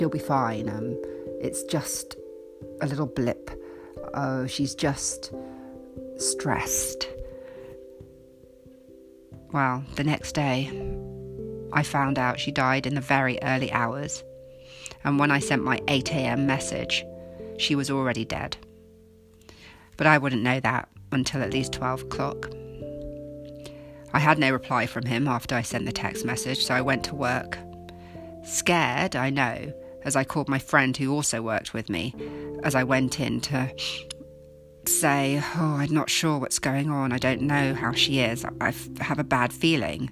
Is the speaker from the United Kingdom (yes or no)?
yes; United Kingdom; also born or lived in United States; I'm currently in the UK. I was born in the States but have been here since I was six